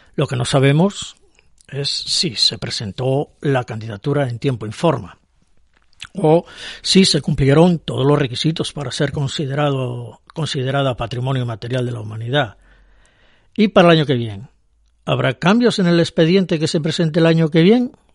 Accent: Luanco, Asturias, Spain; Yo soy asturiano y soy de Luanco

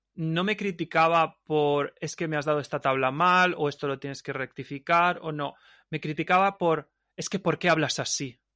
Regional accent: Alicante, Valencian Community, Spain; also born or lived in Ibiza / Mallorca; mi pueblo

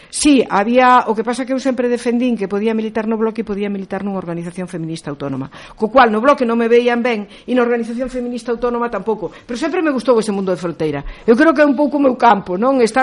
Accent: Galicia, Spain; son galega e polo tanto considero que a miña maneira de estar no mundo é como muller e como galega.

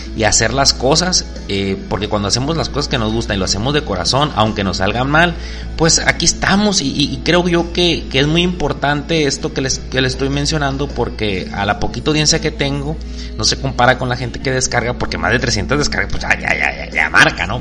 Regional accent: Mexico; Somos mexicanos

